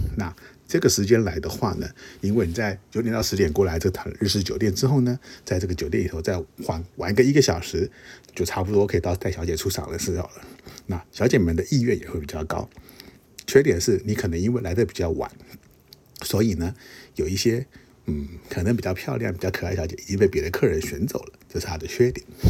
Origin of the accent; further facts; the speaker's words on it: Taiwan; 我们，呃，东方人甚至亚洲人甚至是台湾人